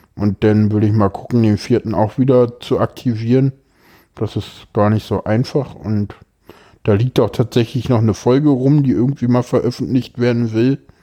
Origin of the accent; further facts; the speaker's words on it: Berlin, Germany; ich bin hier groß geworden, ich bin hier aufgewachsen, ich kenne hier alles, es ist meine Heimatstadt